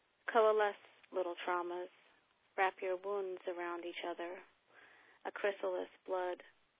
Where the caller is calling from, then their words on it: Ukiah, California, United States; I'm calling from Ukiah, California.